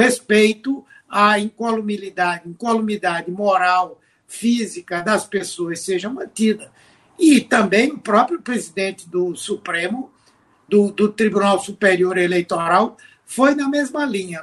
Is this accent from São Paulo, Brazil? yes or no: no; Pernambuco, Brazil; como pernambucano, como senador do estado